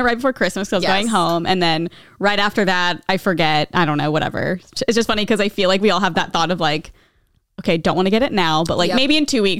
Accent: Nebraska, United States; I'm from Nebraska and that's Midwest.

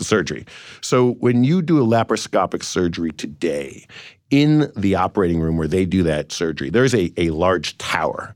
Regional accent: Cleveland, Ohio, United States; I've got a great company in Cleveland where I'm from

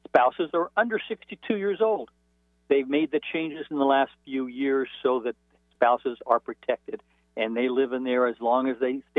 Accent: Arcadia, California, United States; growing up in Arcadia, California

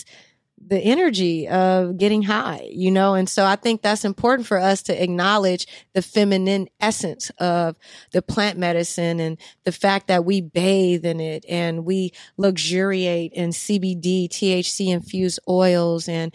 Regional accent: Los Angeles, California, United States; also born or lived in New Orleans, Louisiana; But L.A. is where I'm born and raised.

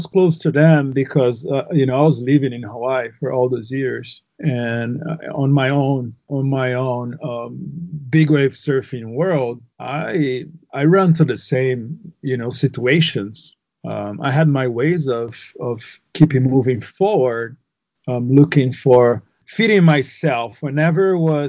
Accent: Northeast Region, Brazil; English is a second language; So on top of being Brazilian, we're Brazilians from the Northeast. We're very proud.

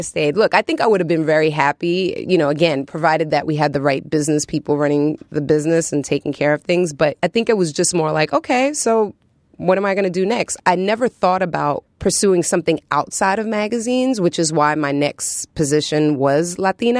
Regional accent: New York City, New York, United States; growing up in New York City

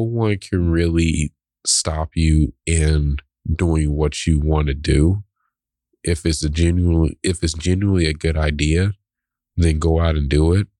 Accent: the South, United States; growing up in the South.

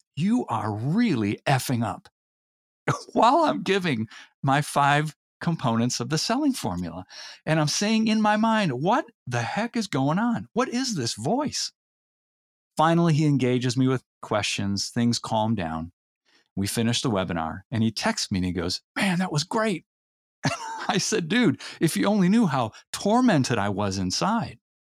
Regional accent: Elmhurst, Illinois, United States; also born or lived in Indiana; born and raised in the Chicago area, suburb about fifteen miles from downtown Chicago called Elmhurst

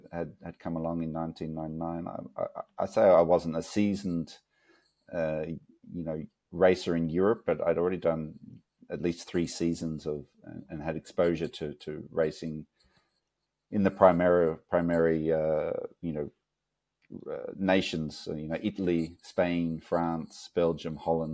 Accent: Australia; moved away as an adult; growing up in Australia

